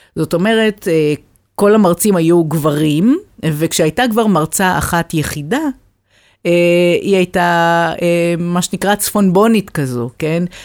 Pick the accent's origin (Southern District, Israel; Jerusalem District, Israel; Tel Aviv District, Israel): Southern District, Israel; Beersheba; אני לא גדלתי באשדוד, אבל גדלתי בבאר שבע, גדלתי בשכונה ד'